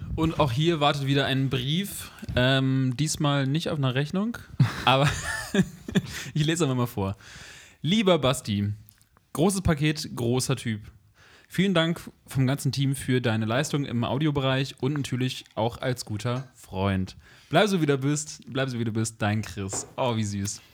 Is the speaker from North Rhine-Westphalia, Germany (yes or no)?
no; Bremen, Germany; Ich komme ja aus Bremen